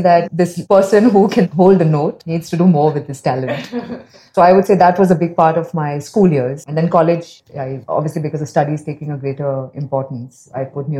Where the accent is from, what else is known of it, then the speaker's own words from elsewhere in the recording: India; also born or lived in Bangalore, India / Mumbai, India; I grew up in Bangalore and Bombay.